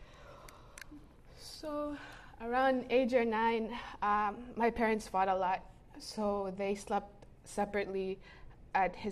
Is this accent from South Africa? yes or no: no; Cagayan de Oro, Northern Mindanao, Philippines; I was born and raised in Cagayan de Oro City in the Philippines.